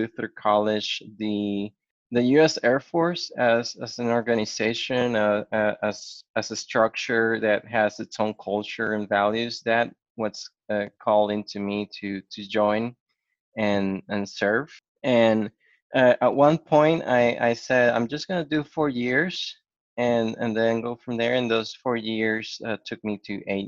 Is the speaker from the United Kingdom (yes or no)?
no; Puerto Rico; moved away as an adult; also born or lived in Biloxi, Mississippi; I'm native from Puerto Rico, born and raised